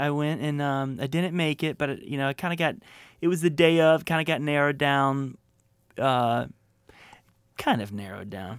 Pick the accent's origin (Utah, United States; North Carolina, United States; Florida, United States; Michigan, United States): Florida, United States; moved away as an adult; also born or lived in Atlanta, Georgia / Connecticut / Santa Monica, California; I grew up in Florida. I was born in Atlanta, Georgia. We moved to, uh, Connecticut for a tiny bit, but grew up in Florida